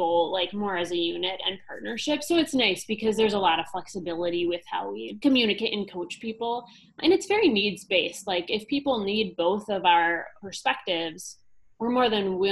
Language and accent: English; United States; growing up in the States